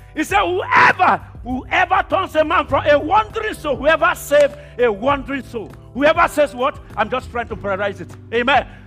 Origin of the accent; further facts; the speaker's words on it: Nigeria; moved away; I come from Nigeria, but God brought me to this country.